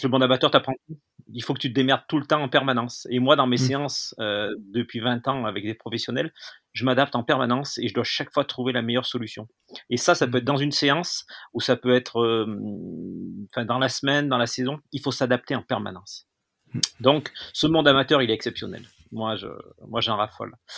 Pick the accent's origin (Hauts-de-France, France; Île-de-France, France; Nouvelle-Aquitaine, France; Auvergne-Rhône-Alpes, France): Auvergne-Rhône-Alpes, France; Lamastre; né à la Mastre, euh, qui est en Ardèche